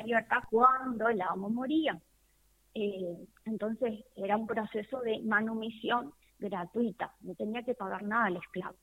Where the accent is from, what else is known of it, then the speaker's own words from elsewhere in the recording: Argentina; nosotros los argentinos venimos y tenemos en nuestra sangre mucho de los afrodescendientes